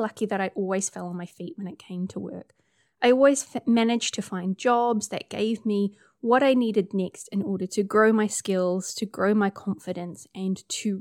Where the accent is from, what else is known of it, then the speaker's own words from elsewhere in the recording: New Zealand; accent: Kiwi; also born or lived in Hamilton, New Zealand; I'm a Kiwi, as you can tell by the accent. I live in Hamilton, which is in the North Island of New Zealand